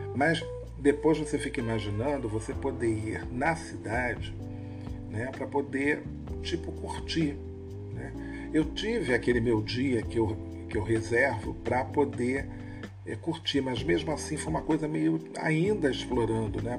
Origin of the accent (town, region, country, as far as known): Rio de Janeiro, Brazil